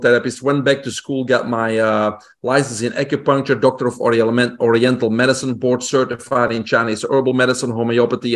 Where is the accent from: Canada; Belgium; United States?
Belgium; English is a second language; moved away; also born or lived in Brussels; I grew up in Belgium, in Europe, single home family